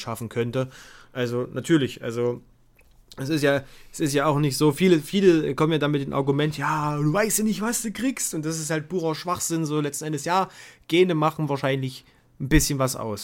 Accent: Bad Bibra area, Saxony-Anhalt, Germany; an meiner Schule in Bad Bibra

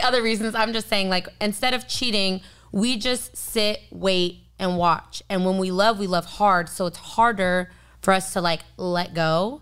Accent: San Diego, California, United States; I was born and raised in San Diego.

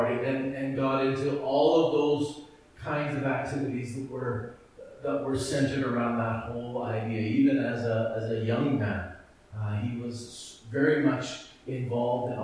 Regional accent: Edmonton, Alberta, Canada; that church that I grew up in Edmonton.

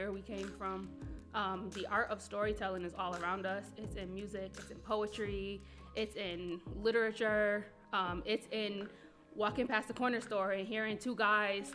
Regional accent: Buffalo, New York, United States; I am born and raised in Buffalo on the east side

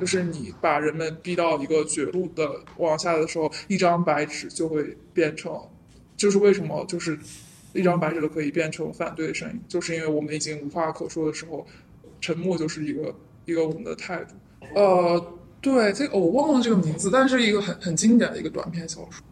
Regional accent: China; now in United States; 因为我们真正是来自于另外一个地方，然后我们现在在这，但是我们关关心的是中国的事情，但是我们却只能在美国做这样做这样的事情

